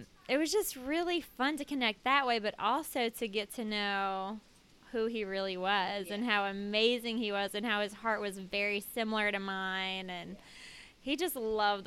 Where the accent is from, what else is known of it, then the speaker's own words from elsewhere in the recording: New Orleans, Louisiana, United States; also born or lived in Colorado; Originally, I was born in Colorado, but moved to New Orleans when I was 3. So, I've been here my whole life